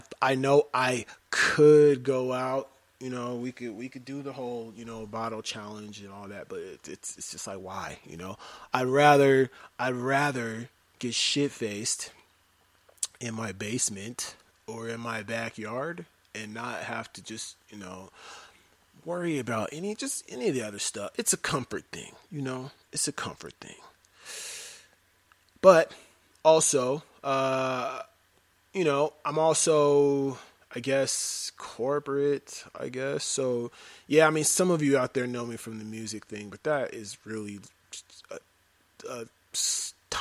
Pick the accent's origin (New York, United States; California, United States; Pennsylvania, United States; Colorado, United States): Colorado, United States; Denver; I am from Denver, Colorado, born and raised